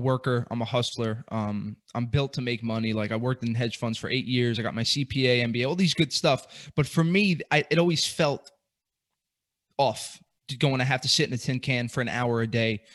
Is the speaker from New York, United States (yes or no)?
yes; New York City, New York, United States; I'm born and raised in Brooklyn